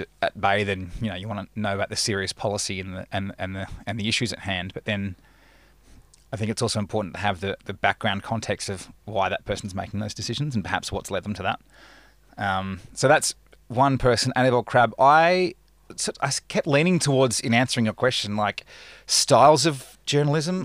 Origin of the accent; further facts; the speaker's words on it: Perth, Western Australia, Australia; now in Melbourne, Australia; I grew up in Perth